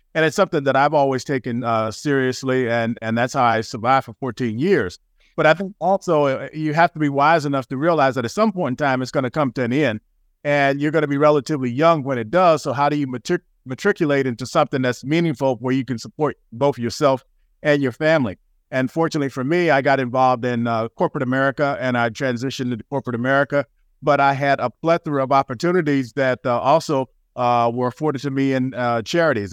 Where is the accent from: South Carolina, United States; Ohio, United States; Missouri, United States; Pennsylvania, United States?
South Carolina, United States; Greenville; moved away; I was a country boy. I'm from Greenville, South Carolina originally.